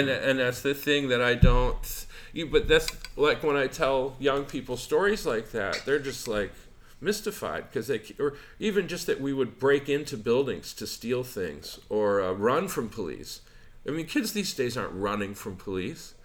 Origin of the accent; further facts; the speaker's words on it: Albuquerque, New Mexico, United States; I got into lots of fights as a kid, but I grew up in Albuquerque